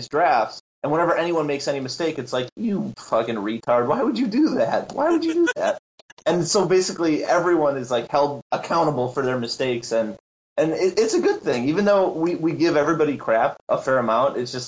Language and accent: English; Milwaukee, Wisconsin, United States; I'm from Milwaukee, Wisconsin